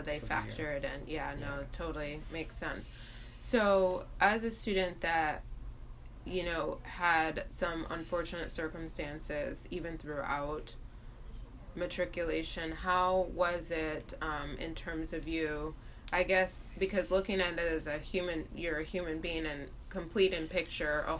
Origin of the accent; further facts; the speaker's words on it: Ann Arbor, Michigan, United States; I'm also from Ann Arbor